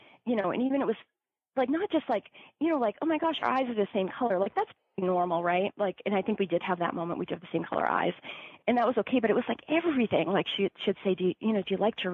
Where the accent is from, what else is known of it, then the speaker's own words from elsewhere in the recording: Massachusetts, United States; growing up in Massachusetts